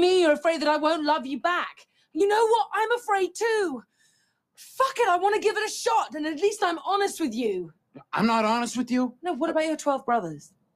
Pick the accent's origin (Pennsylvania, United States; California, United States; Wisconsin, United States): California, United States; Oakland; I was from Oakland